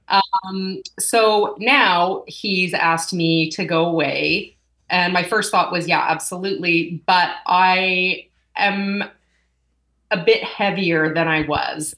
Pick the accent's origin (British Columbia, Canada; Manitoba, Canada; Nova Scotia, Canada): Manitoba, Canada; Winnipeg; moved away; also born or lived in Calgary; here, and I left for 18 years, came back. So I'm calling myself a re-Winnipegger.